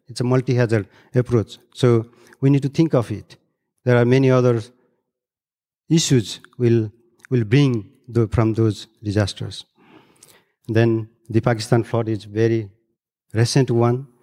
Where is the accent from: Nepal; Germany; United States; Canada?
Nepal; I'm from Third Pole and, uh, grew up in the bed of Everest, drinking very high quality water